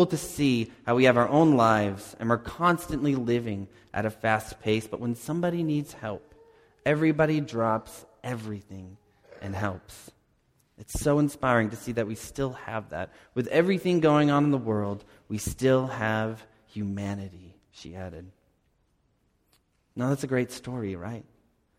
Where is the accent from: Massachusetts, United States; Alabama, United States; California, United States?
Massachusetts, United States; Cape Cod; moved away as an adult; also born or lived in Dallas; I grew up on Cape Cod